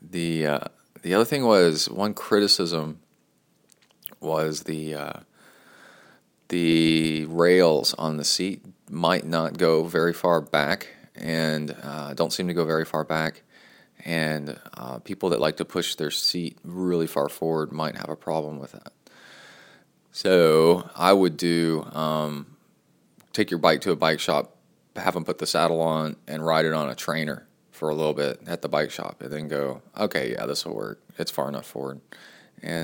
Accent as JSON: {"language": "English", "region": "Texas", "country": "United States", "also_born_or_lived": "College Station, Texas"}